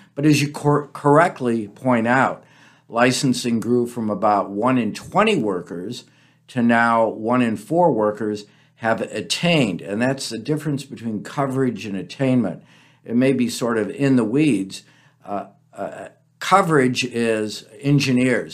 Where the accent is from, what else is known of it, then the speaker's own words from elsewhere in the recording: Peoria, Illinois, United States; moved away as an adult; also born or lived in Kansas / Washington, D.C.; now in Minnesota, United States; I grew up in Peoria